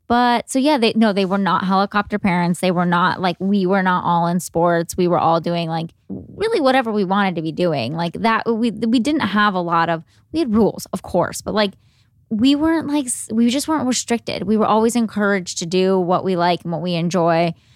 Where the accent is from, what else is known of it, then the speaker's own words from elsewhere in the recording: Cleveland, Ohio, United States; were living in Cleveland. I'm from Cleveland.